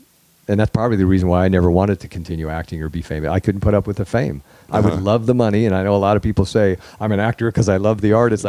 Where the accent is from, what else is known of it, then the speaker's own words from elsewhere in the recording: Oregon, United States; And like I said, I came from Oregon thinking I was going to be the next John Candy.